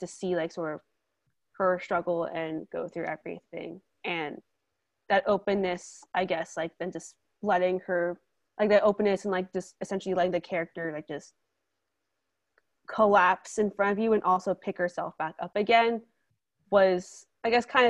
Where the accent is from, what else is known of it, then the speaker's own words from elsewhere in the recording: United States; I'm Asian American